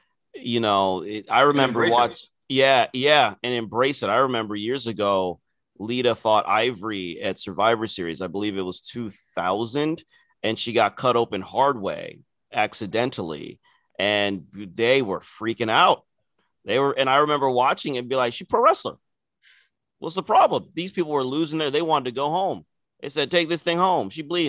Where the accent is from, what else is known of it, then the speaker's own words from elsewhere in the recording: Nigeria; people think there's some sort of inherent heelness in being Nigerian. Which is not true, but you forced it out of us because of how you are.